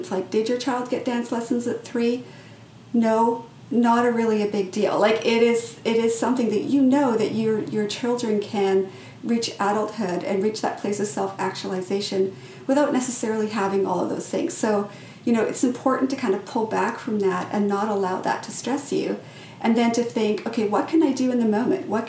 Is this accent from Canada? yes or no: yes; British Columbia, Canada; also born or lived in England / South Africa; I was originally from England. We moved to South Africa. We moved back to England. Then we moved to Canada. And then once we were in Canada, uh, when I was in about grade two, we picked up and moved to this small northern community in northern British Columbia.